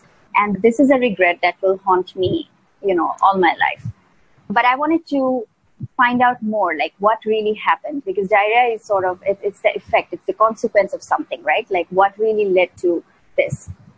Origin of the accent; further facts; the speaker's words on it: Mymensingh, Mymensingh Division, Bangladesh; also born or lived in Malaysia; now in Dhaka, Bangladesh; was in Mymensingh. It's my hometown.